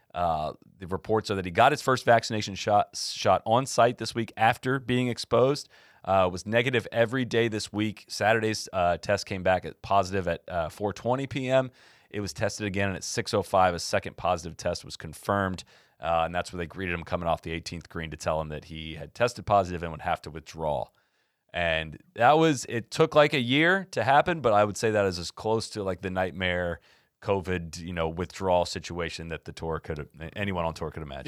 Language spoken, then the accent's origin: English; Memorial Tournament, Ohio, United States; moved away; my hometown tournament